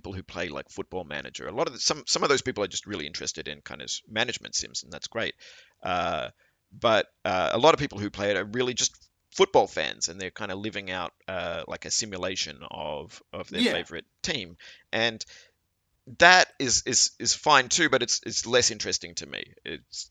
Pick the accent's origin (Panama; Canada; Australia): Australia; am an Australian, and you know, Australia is a sporting culture, and I grew up watching a lot of sports.